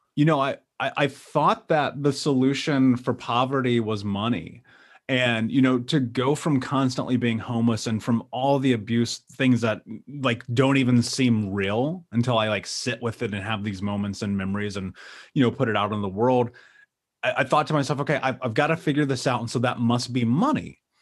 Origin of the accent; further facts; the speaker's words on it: Indianapolis, Indiana, United States; I grew up in Indianapolis.